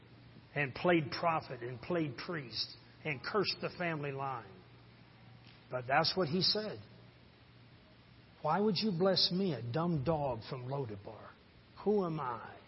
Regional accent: Harrison, Michigan, United States; I'm from Harrison. That's my hometown

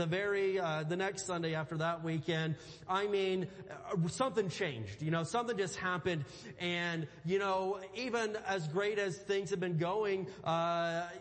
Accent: Indiana, United States; I grew up in Indiana, and I grew up just surrounded by cornfields

